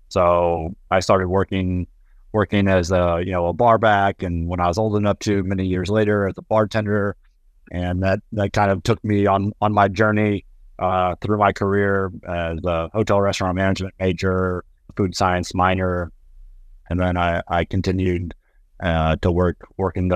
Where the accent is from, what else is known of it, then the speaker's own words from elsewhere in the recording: Nashville, Tennessee, United States; Currently, I'm in my hometown of Nashville, Tennessee, at least for the next few days.